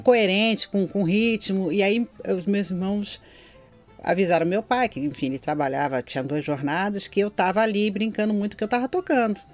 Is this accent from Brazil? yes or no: yes; Nova Iguaçu, Rio de Janeiro, Brazil; also born or lived in Belford Roxo / Anchieta, Rio de Janeiro; eu nasci em Belfor Roxo, que na uhum. época era, é, ainda fazia parte de Nova Iguaçu